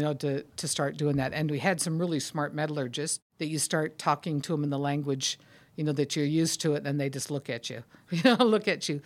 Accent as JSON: {"language": "English", "town": "Sacramento", "region": "California", "country": "United States", "tie": "born or raised there", "said": "I grew up in Sacramento, California"}